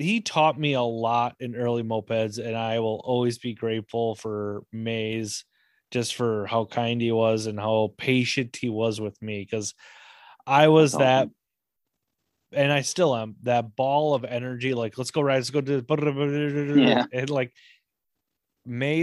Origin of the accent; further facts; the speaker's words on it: Minnesota, United States; I grew up in Medellin, Minnesota